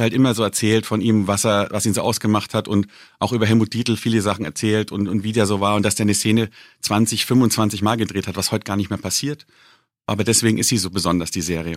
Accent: Bavaria, Germany; gerade als Bayer und als Bierliebhaber

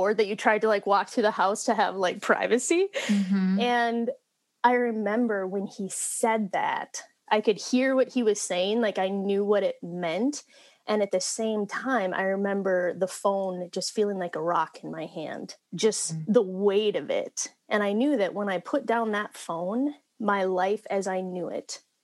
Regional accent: Minnesota, United States; we're Minnesotans. I grew up in a rural town, even farther north of where we are today

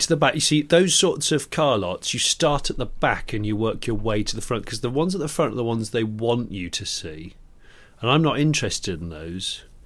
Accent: West Country, South West England, United Kingdom; moved away; I grew up in the West Country

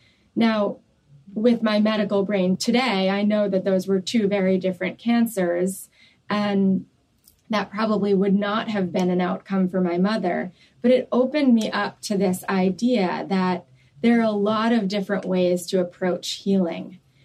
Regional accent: New York, United States; I grew up in New York.

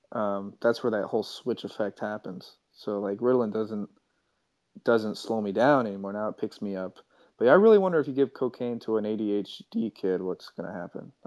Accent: Kansas, United States; I'm from Kansas.

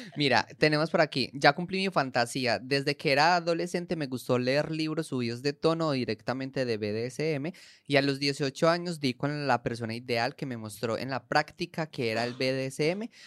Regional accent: Colombia; en Colombia, por ejemplo, nosotros

